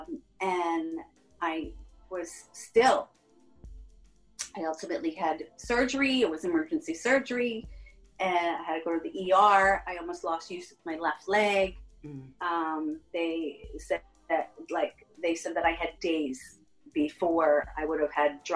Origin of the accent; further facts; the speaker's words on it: Long Island, New York, United States; I'm a chick from Long Island